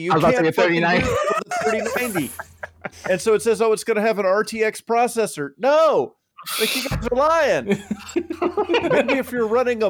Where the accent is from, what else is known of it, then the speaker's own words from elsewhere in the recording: Alabama, United States; I'm from Ala frickin' Bama.